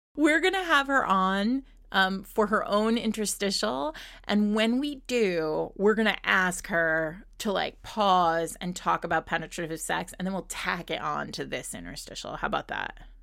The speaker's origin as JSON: {"language": "English", "region": "Rhode Island", "country": "United States", "tie": "born or raised there", "moved": "yes", "lives_now": "New York City, United States", "said": "I grew up in Rhode Island"}